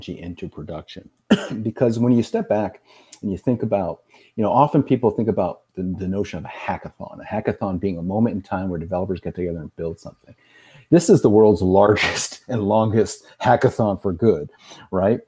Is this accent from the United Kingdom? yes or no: no; Puerto Rico; moved away; I grew up in Puerto Rico.